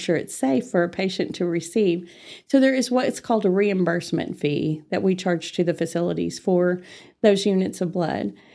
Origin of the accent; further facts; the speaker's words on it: Amarillo, Texas, United States; I was born and raised in Amarillo, and, uh, I, without revealing my age, uh, I've been here all my life